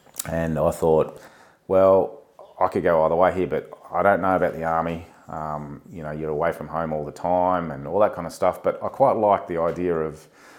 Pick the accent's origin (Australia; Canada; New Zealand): Australia; Scone, New South Wales; also born or lived in Paris, France / Sydney; I was born in France. I was born in Paris in 1978. My parents moved the family here in 1985 for a better life, really. And we moved to Sydney, then made our way in Australia and ended up living in a place called Scone, which is up in the Hunter Valley.